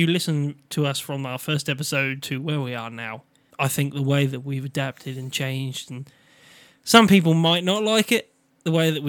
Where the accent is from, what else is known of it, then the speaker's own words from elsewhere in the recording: Norfolk, East of England, United Kingdom; accent: Norfolk; It's my Norfolk accent